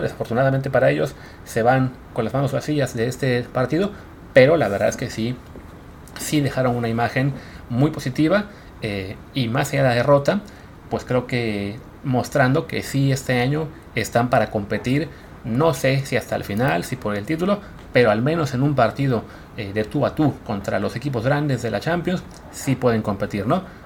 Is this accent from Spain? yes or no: no; Mexico; como mexicanos